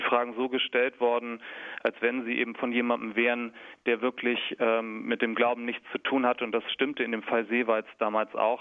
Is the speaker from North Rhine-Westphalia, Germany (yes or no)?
no; Kiel, Schleswig-Holstein, Germany; Ich komme aus Kiel in Schleswig-Holstein